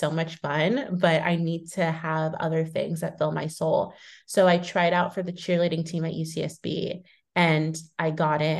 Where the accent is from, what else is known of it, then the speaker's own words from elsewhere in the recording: Thousand Oaks, California, United States; moved away as an adult; now in New York, United States; So I grew up in California in Thousand Oaks and was there and in Southern California all throughout like college before I ended up moving.